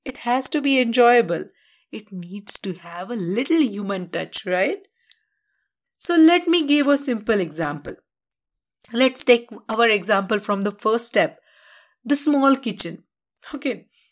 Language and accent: English; India; being an Indian